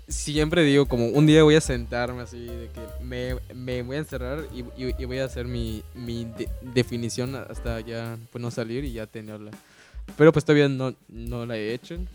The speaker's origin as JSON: {"language": "Spanish", "country": "Mexico", "said": "Y en el contexto como mexicano o, local, también veo que hay muchos artistas"}